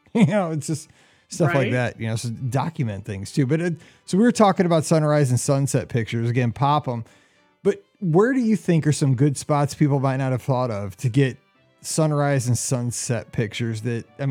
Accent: Missouri, United States; I'm from Missouri

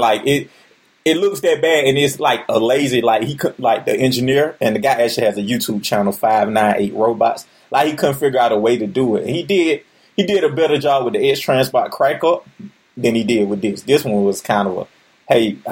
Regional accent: Atlanta, Georgia, United States; I'm from Atlanta, and like the NWA used to film here. So basically, I seen them growing up a lot.

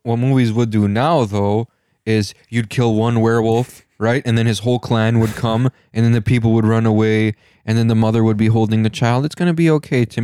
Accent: Michigan, United States; we're from Michigan

